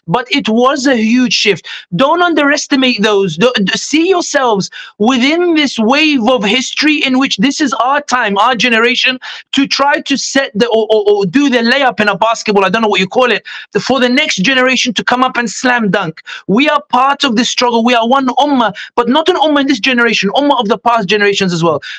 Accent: Sidi Bouzid, Sidi Bouzid Governorate, Tunisia; now in London, United Kingdom; I'm originally from Tunisia, I'm from Sidi Bouzid, where Arab Spring began.

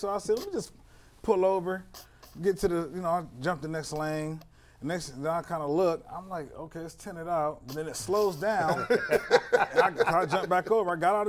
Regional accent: Canton, Ohio, United States; I'm from Canton.

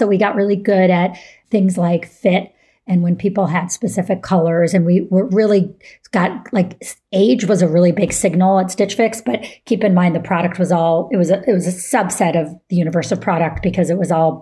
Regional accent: Syracuse, New York, United States; moved away; I grew up in Syracuse, New York

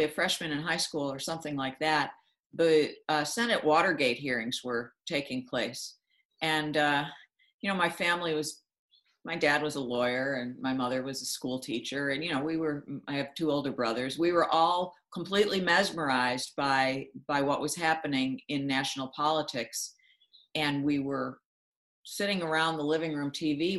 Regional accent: Buffalo, New York, United States; I had summer internship offers at the two papers in my hometown of Buffalo.

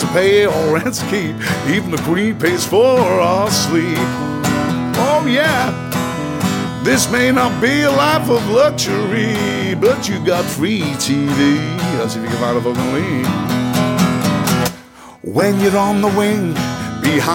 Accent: Moreton, North West England, United Kingdom; growing up on the Sandbrook was great

